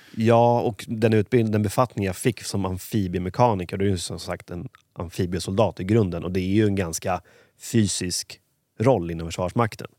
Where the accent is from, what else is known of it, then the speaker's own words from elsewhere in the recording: Huddinge, Stockholm County, Sweden; är uppvuxen i Huddinge.